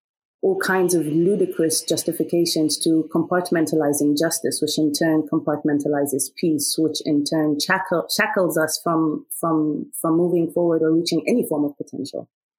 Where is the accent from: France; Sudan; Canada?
Sudan; I am Nubian from Sudan.